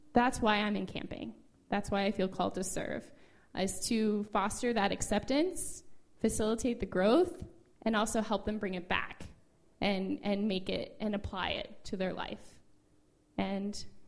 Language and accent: English; Midwest, United States; moved away as an adult; I'm from the Midwest originally